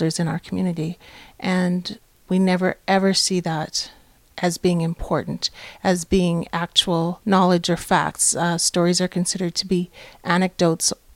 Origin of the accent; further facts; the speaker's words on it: Winnipeg, Manitoba, Canada; Cree, Métis, Scottish from Treaty 1 territory in Winnipeg